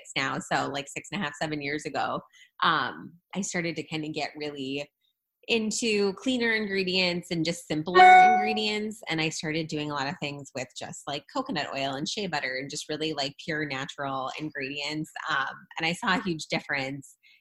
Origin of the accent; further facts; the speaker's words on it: St. Louis, Missouri, United States; I am from St. Louis. Was born and raised in St. Louis